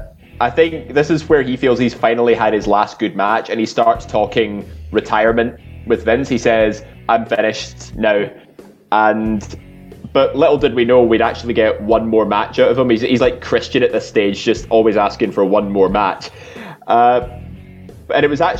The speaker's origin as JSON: {"language": "English", "region": "Scotland", "country": "United Kingdom", "said": "we're all Scottish"}